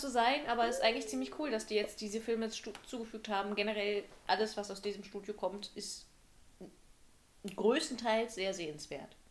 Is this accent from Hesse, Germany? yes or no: no; Brandenburg, Germany; moved away as an adult; now in Halle, Germany; wenn ich als Brandenburger hier in Halle sitze